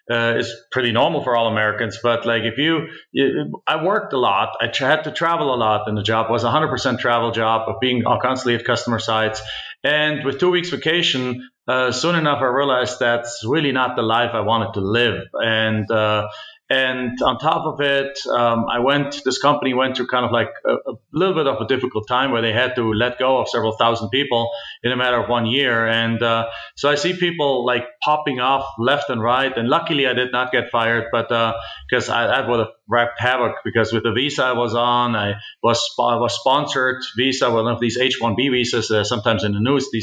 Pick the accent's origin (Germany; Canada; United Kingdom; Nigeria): Germany; moved away as an adult; now in United States; I'm actually originally from Germany